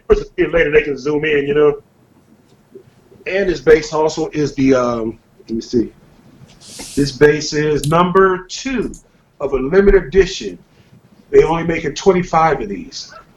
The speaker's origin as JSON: {"language": "English", "region": "California", "country": "United States", "said": "I'm from California"}